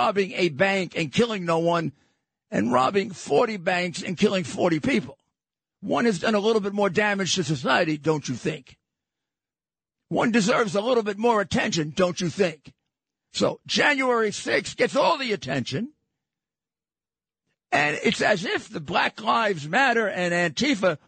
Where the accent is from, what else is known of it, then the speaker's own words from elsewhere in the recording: New York City, New York, United States; I'm from Brooklyn.